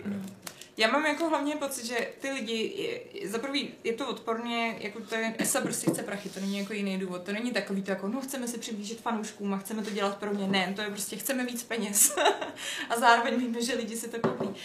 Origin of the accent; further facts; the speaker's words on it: Czechia; jsme z Česka